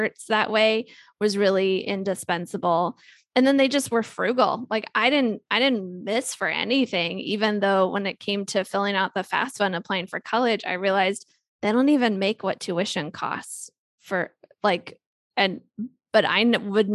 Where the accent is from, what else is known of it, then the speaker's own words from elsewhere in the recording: Ohio, United States; I grew up in Ohio